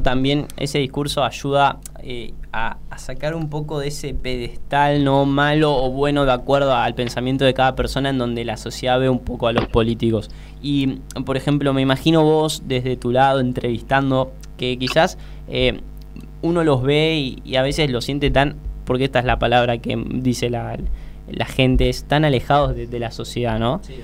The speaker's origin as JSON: {"language": "Spanish", "town": "Ramos Mejía", "region": "Buenos Aires Province", "country": "Argentina", "said": "yo acá viste con, con Mati somos de, de Ramos Mejía, de Villa Luzuriaga, eh, de lo que sería la, el partido de la matanza"}